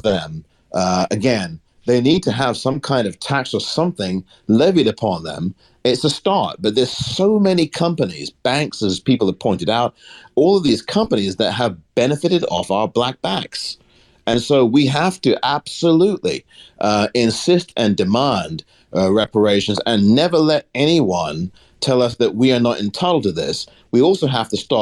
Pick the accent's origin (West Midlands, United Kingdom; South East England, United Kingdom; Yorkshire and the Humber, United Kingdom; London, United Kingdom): London, United Kingdom; now in San Francisco, United States; I'm from London originally. I live in San Francisco, California